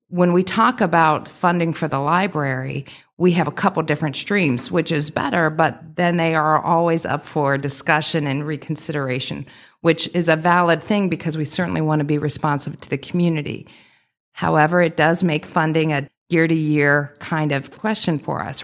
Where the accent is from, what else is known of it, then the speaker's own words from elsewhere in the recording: Delhi Township, Ohio, United States; also born or lived in Clifton, Cincinnati; I grew up in Delhi. My parents and my sister still live in Delhi